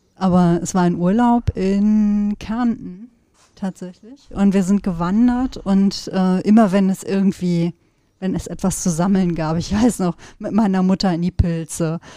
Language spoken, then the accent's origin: German; Sauerland, North Rhine-Westphalia, Germany; now in Cologne, Germany; Ich bin ja im Sauerland groß geworden